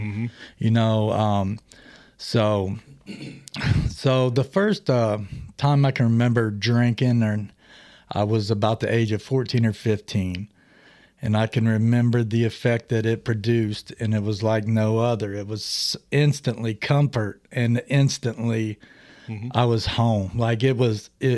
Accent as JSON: {"language": "English", "town": "Greenfield", "region": "Ohio", "country": "United States", "tie": "born or raised there", "said": "I'm 47. I grew up in Greenfield, Ohio"}